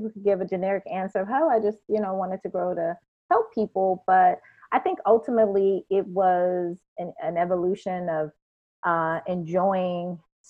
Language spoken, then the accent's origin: English; Shreveport, Louisiana, United States; now in Orlando, United States; I am from Louisiana, born and raised, a city in northwest corner of Louisiana, Shreveport